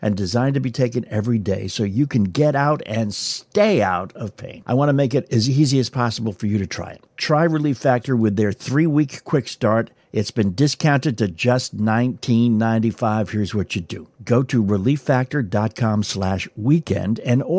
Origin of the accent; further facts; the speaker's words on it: New England, United States; moved away; I grew up in New England.